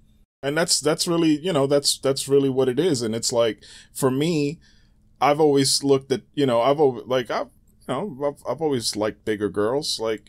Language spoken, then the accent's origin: English; Bronx, New York, United States; Yep, born in the Bronx. Yeah, yeah.